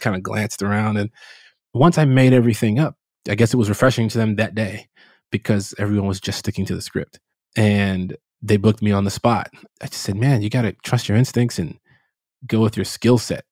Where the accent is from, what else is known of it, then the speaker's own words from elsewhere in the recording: Chicago, Illinois, United States; I grew up in Chicago, uh, south side of Chicago